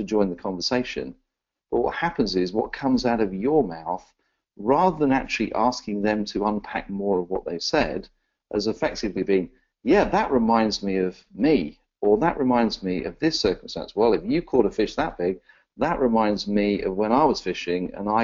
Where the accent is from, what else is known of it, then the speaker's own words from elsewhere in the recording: Exeter, South West England, United Kingdom; now in London, United Kingdom; I was born in a little place called Exeter in the southwest of England.